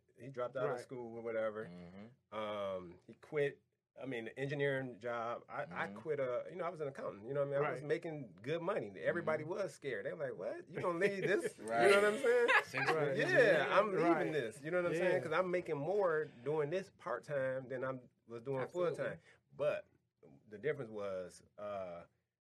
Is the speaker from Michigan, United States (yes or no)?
yes; Pontiac, Michigan, United States; I come from the inner city. I'm from Pontiac